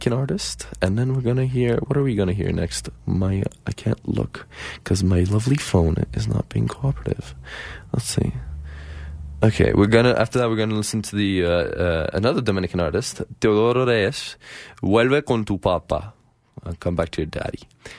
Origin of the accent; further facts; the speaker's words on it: Tehran, Tehran Province, Iran; now in Calgary, Canada; I come from the Middle East, so and from Tehran